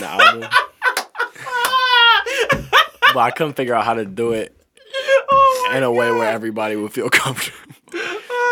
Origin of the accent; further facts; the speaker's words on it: Detroit, Michigan, United States; I'm a nigga from Detroit. I grew up on the west side of Detroit